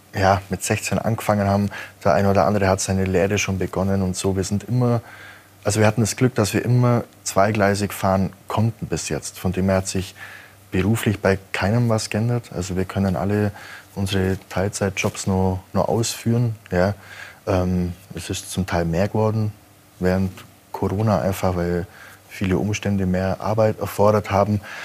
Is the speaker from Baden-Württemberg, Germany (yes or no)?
no; Kaufbeuren, Bavaria, Germany; wo ich herkomme, aus Kaufbeuern